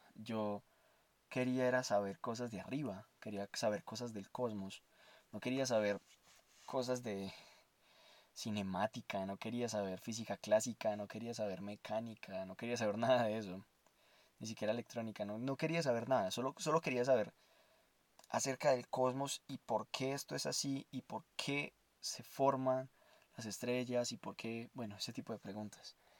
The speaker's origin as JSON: {"language": "Spanish", "town": "Armenia", "region": "Quindío", "country": "Colombia", "tie": "born or raised there", "also_born_or_lived": "Bogotá", "moved": "yes", "said": "quería irme de Bogotá a mi, a mi pueblo natal, en Armenia Quindío"}